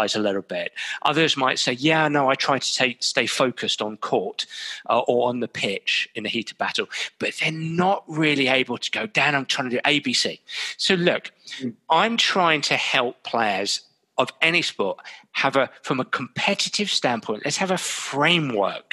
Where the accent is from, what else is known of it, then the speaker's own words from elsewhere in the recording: England, United Kingdom; being English, being British